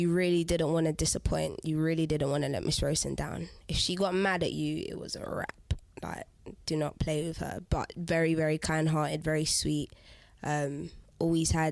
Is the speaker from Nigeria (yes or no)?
no; London, United Kingdom; the Angel Islington, my hometown